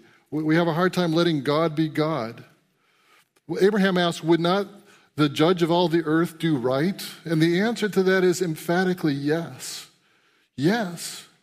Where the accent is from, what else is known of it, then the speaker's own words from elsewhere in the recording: New England, United States; first language English; I grew up in New England, Lori and I are preacher's kids